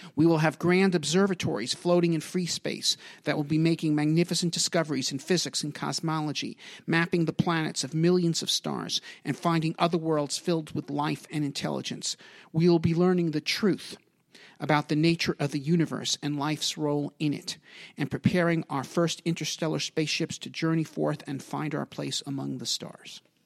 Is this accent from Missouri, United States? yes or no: no; New York City, New York, United States; also born or lived in Long Island, New York; I was born in Brooklyn, and I spent, um, the first part of my childhood there. I went to high school on Long Island